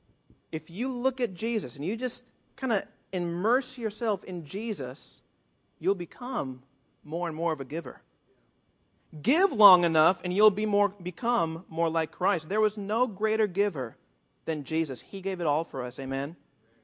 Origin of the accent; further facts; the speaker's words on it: South Florida, United States; also born or lived in Puerto Rico; now in California, United States; I grew up in South Florida, and I lived for a year in Puerto Rico